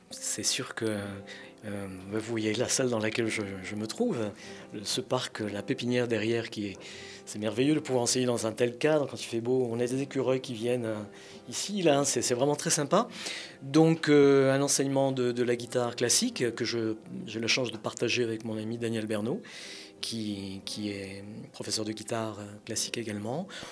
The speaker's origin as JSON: {"language": "French", "country": "France", "tie": "born or raised there", "said": "Je suis français de naissance, de culture, d'âme fière de l'être, mais je suis espagnol de sang"}